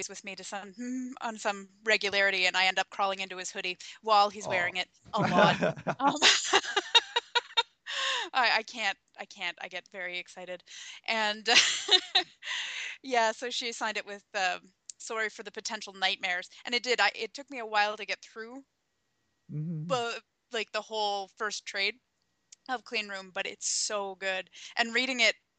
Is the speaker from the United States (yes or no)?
no; Canada; I'm fully Canadian